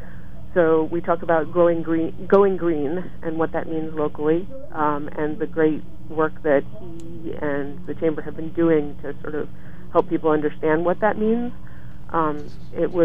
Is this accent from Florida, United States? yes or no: yes; Florida, United States; now in Lewisburg, United States; I grew up in Florida